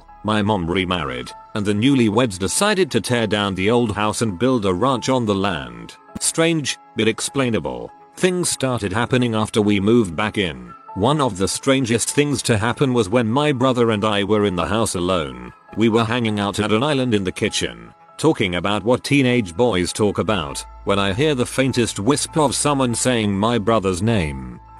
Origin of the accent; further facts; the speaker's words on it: England, United Kingdom; I'm English and so used to 220 watt outlets which do everything twice as fast